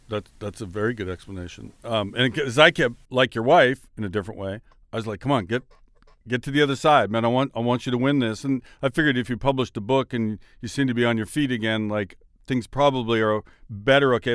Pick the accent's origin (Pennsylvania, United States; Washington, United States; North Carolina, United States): Washington, United States; I'm from Washington State